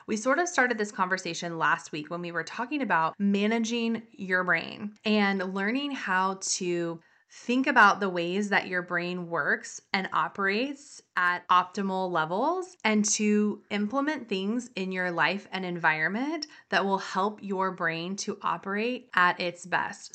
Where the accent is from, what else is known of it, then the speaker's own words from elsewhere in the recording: the South, United States; I come from the South.